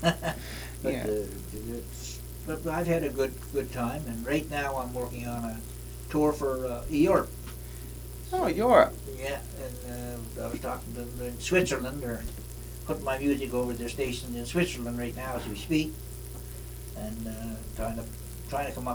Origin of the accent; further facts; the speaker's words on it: Canada; around here, my hometown